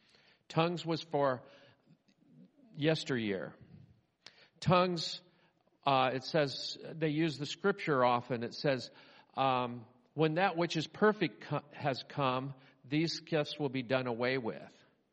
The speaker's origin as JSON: {"language": "English", "region": "Scotland", "country": "United Kingdom", "said": "I love emotions. I don't show them. I'm Scottish."}